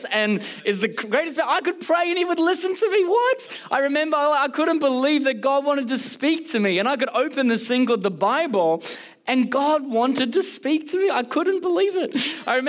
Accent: Canberra, Australian Capital Territory, Australia; now in Melbourne, Australia; I actually was born and bred in a C3 church all the way in Canberra.

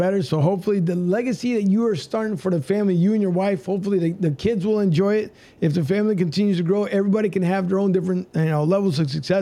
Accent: Philadelphia, Pennsylvania, United States; moved away; I'm originally from Philly

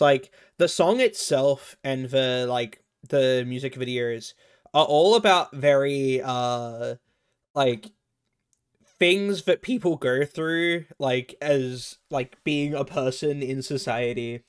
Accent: Australia; I'm Australian

